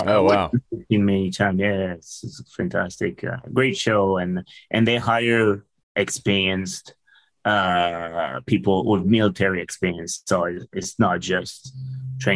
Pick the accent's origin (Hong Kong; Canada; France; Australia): France; English is a second language; moved away as an adult; also born or lived in Seattle; I'm originally from France.